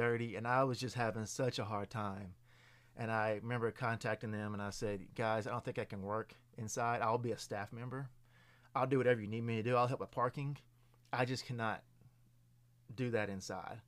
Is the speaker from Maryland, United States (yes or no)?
no; Lewisburg, Tennessee, United States; I'm originally from Lewisburg, Tennessee.